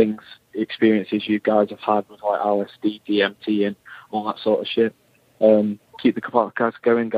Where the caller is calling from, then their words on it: England, United Kingdom; I'm calling from England.